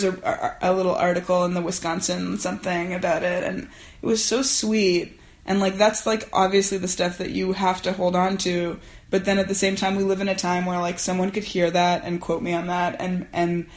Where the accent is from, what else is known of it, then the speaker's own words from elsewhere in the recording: Canada; moved away as an adult; now in United States; I'm a Canadian who married an American who's been living here for 8 years, who has a green card